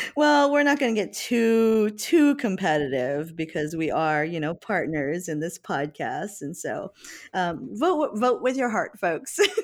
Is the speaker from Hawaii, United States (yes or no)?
yes; Hawaii, United States; I'm also half Japanese, but I grew up in Hawaii